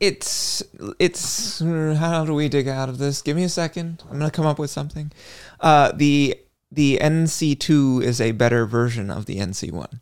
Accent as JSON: {"language": "English", "region": "West Coast", "country": "United States", "tie": "born or raised there", "said": "as someone who grew up on the, the West Coast"}